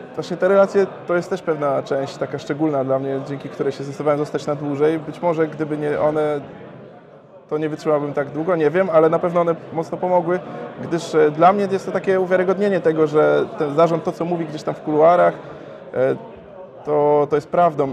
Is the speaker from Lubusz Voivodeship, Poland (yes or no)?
yes; Gorzów Wielkopolski, Lubusz Voivodeship, Poland; now in Wrocław, Poland; pochodzę z Gorzowa, ale swoją firmę otworzyłem we Wrocławiu